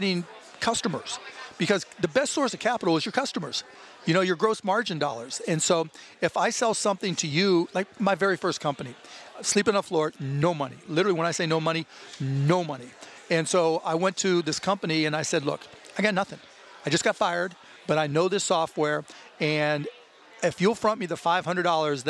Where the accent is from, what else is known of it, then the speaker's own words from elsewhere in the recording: Pittsburgh, Pennsylvania, United States; now in Texas, United States; living in Texas, growing up in Pittsburgh, Pennsylvania